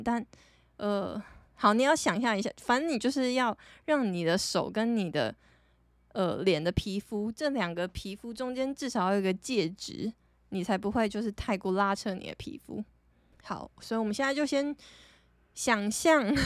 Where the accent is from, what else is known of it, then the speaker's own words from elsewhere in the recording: Taiwan; 我是台湾人